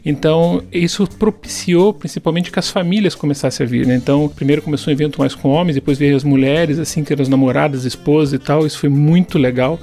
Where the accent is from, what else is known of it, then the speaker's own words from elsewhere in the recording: Curitiba, Paraná, Brazil; eu sou curitibano, né? Eu nasci aqui em Curitiba